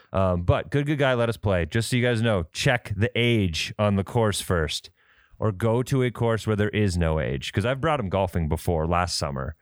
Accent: Midwest, United States; also born or lived in Fargo, North Dakota; We're from the Midwest. We deal with winds. We're in Fargo.

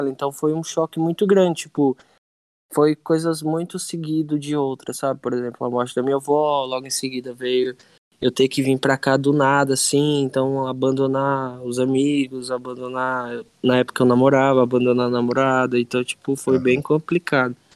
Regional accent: Crateús, Ceará, Brazil; now in Hortolândia, Brazil; eu nasci no Ceará, né? Na cidade lá chamada Crateus.

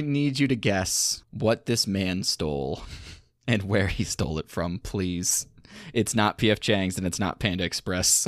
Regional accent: Battle Creek, Michigan, United States; they made a T V show about my hometown

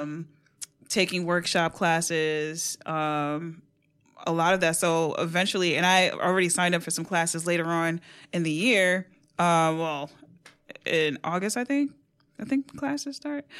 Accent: New York City, New York, United States; born and raised in New York City.

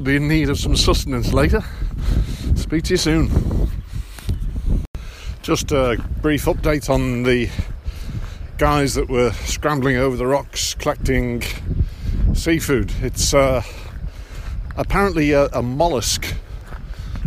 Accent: England, United Kingdom; I'm from England

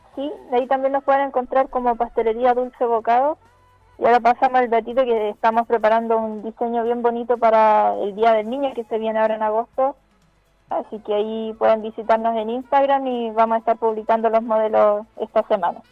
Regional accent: Talagante, Santiago Metropolitan Region, Chile; nosotros somos de Talagante

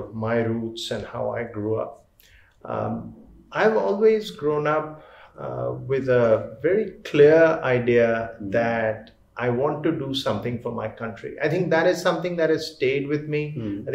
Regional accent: Delhi, India; moved away as an adult; also born or lived in Toronto, Canada; I grew up here in Delhi and pretty much like a regular Delhi person

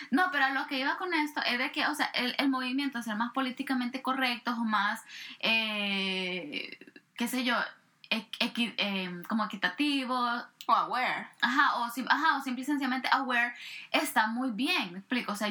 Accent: El Salvador; yo vengo de El Salvador

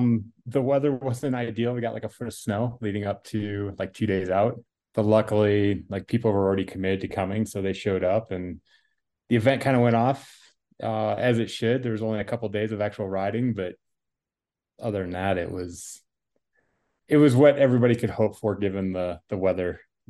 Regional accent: Iowa, United States; I grew up in Northern Iowa in a town of 500 people. So super small farm community.

